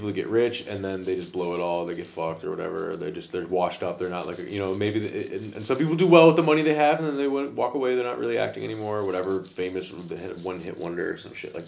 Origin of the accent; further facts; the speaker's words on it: United States; moved away as an adult; now in Netherlands; Being an American